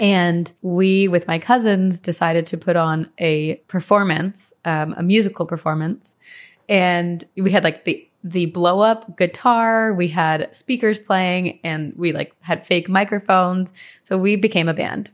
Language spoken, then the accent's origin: English; Branchburg / Skillman, Princeton area, New Jersey, United States; we moved from Branchburg to the Skillman, Princeton area